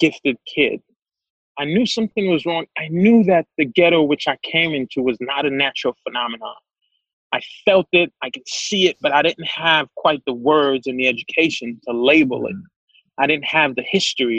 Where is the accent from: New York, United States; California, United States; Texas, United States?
New York, United States; New York City; also born or lived in Haiti; I grew up in Crown Heights